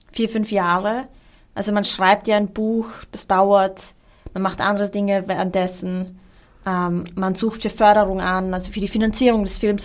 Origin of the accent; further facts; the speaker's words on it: Austria; also born or lived in Iraq; ich bin ähm, mit meinen Eltern 1991 hergekommen im Irakkrieg und ich glaube, ich äh, kenne halt dieses Gefühl, das Lustige ist, irgendwie, ich habe, glaube ich, bis ich 18 war geglaubt, ich bin Österreicherin